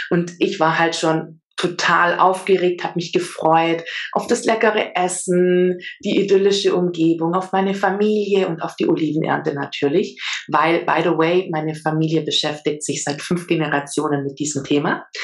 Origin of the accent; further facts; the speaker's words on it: Auletta, Campania, Italy; German is a second language; now in Germany; ich lebe in Süddeutschland in der Nähe vom Bodensee. Ursprünglich komme ich allerdings aus Süditalien, um genau zu sein, aus Auletta. Das ist ein kleines Dörfchen.